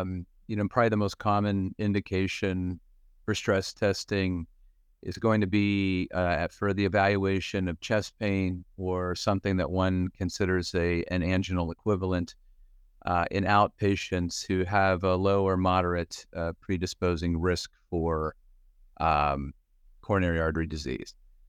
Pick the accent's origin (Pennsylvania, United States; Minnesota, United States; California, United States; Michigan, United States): Pennsylvania, United States; now in Cleveland, United States; I grew up in Western Pennsylvania, went to medical school in Philadelphia, and did all of my medicine cardiology training here in Cleveland, where I've been since 1997.